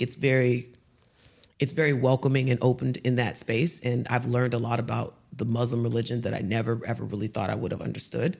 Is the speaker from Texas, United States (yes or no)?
yes; Houston, Texas, United States; moved away as an adult; now in Dubai, United Arab Emirates; coming from Houston